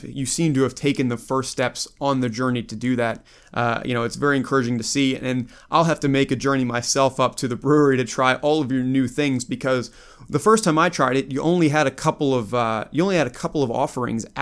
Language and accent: English; Baltimore, Maryland, United States; now in Virginia, United States; I grew up in Baltimore. I now live in Virginia